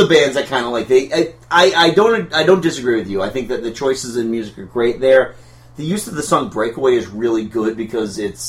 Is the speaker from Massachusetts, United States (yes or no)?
yes; Hudson, Massachusetts, United States; I grew up in Hudson, Massachusetts.